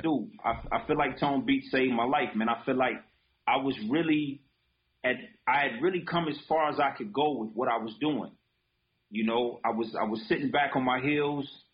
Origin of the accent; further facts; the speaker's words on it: Detroit, Michigan, United States; also born or lived in Japan; I was a kid from Detroit that just wanted to express itself.